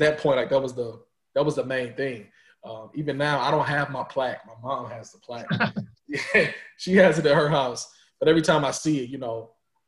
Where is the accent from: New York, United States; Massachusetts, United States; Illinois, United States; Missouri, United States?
Missouri, United States; St. Louis; I'm from St. Louis. You know, Mizzou was 2 hours from my house.